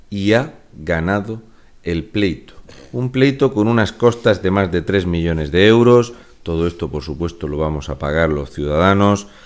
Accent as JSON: {"language": "Spanish", "region": "Region of Murcia", "country": "Spain", "said": "un murciano encabronado."}